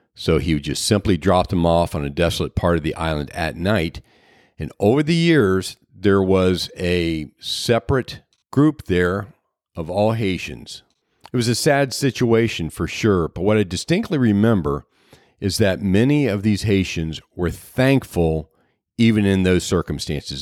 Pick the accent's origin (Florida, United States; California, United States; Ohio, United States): Ohio, United States; Southwest; now in Sarasota, United States; I was born in Southwest Ohio, and in my formative years, I grew up on a five hundred acre farm